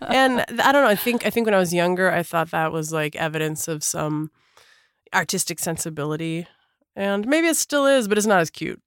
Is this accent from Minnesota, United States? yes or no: yes; Minneapolis, Minnesota, United States; I grew up in Minneapolis, Minnesota